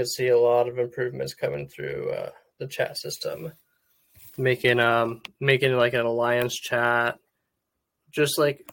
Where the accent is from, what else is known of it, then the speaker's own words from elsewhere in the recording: United States; I'm an American